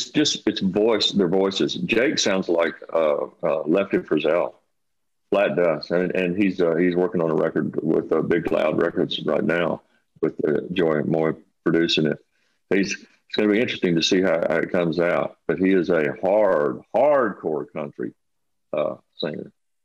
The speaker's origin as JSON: {"language": "English", "town": "Abilene", "region": "Texas", "country": "United States", "moved": "yes", "said": "I said, you're a Texan. I'm a Texan. Wrote this song called … And it's actually about me leaving Abilene to go chase the music thing."}